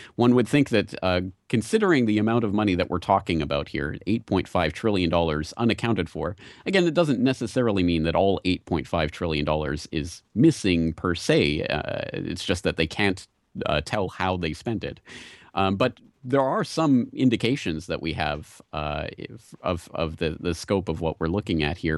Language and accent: English; Canada; moved away as an adult; now in Japan; I'm Canadian originally, but, uh, I came to Japan to teach English